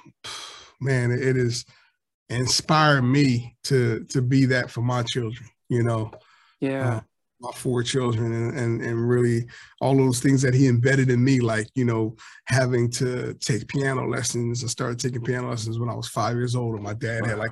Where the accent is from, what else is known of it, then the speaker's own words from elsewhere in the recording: Atlantic City, New Jersey, United States; also born or lived in Galloway Township, New Jersey / Pleasantville, New Jersey; I was born in Atlantic City, New Jersey